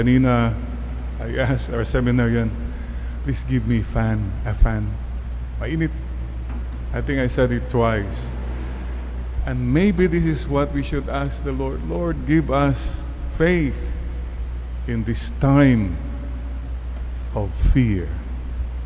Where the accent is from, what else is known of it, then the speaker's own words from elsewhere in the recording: Bani, Ilocos Region, Philippines; Growing up in Bani, Pangasinan, no electricity